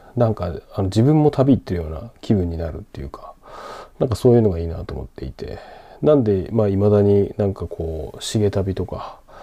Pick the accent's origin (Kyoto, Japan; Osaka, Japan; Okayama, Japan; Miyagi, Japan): Miyagi, Japan; Sendai; 自分の地元仙台